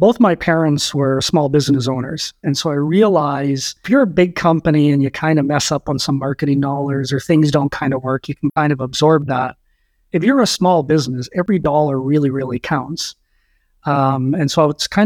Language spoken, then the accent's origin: English; Saskatoon, Saskatchewan, Canada; moved away; also born or lived in Calgary; farm boy, grew up on a farm in Saskatchewan. Parents moved us to Saskatoon in the early 80s.